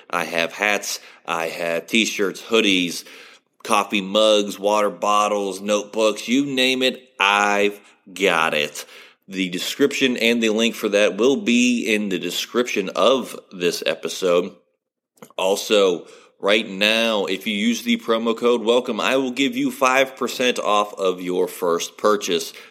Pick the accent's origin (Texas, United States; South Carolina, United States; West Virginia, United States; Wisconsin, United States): West Virginia, United States; now in Ohio, United States; I live in Ohio, but I'm born and raised in West Virginia.